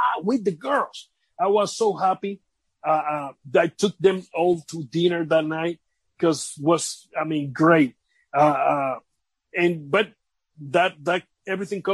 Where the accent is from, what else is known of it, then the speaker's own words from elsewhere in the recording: Vega Alta, Puerto Rico; I work by that time with the government in my hometown, Vega Alta, Puerto Rico.